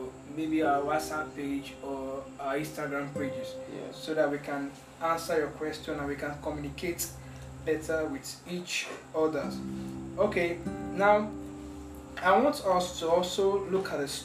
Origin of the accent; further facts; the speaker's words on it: Nigeria; I'm a Nigerian